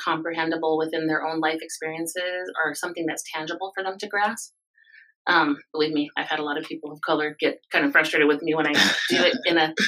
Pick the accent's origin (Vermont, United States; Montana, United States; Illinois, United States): Montana, United States; Crow Agency; I'm a river crow from Montana.